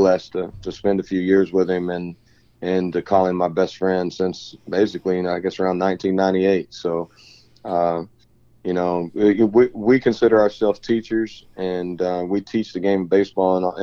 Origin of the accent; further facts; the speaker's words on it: Stephenville, Texas, United States; also born or lived in Waxahachie, Texas; I grew up in Stephenville, Texas, and moved back there to play baseball